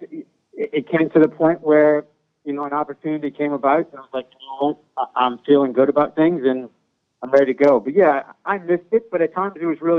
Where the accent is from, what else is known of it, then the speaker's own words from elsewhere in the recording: New Orleans, Louisiana, United States; coming from uptown New Orleans, from where I was from Newman.